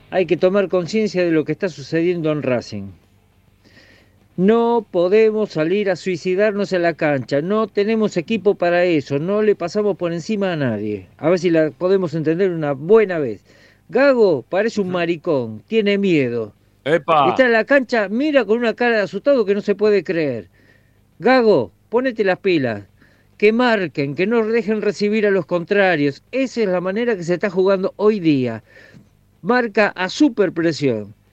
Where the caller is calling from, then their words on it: Mendoza, Argentina; de Mendoza. Como siempre, escuchándote de Mendoza, como todos los días.